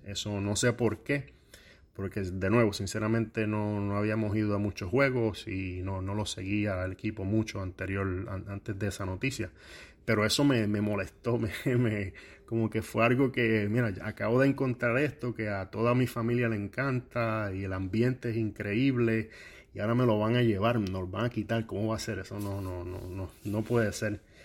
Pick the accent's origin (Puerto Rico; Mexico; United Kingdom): Puerto Rico; moved away as an adult; now in Columbus, United States; soy natural de Cabos, Puerto Rico